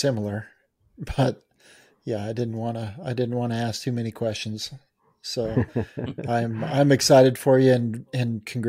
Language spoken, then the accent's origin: English; Colorado, United States; I'll be okay. I'm from Colorado. I'll be all right.